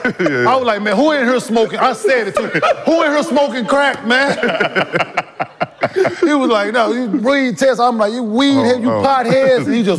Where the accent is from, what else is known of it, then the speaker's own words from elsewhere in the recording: Dallas, Texas, United States; I'm from Dallas